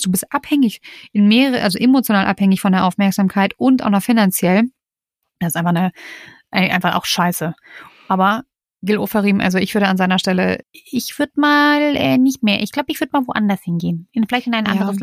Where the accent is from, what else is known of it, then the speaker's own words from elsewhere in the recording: Germany; bei uns in Deutschland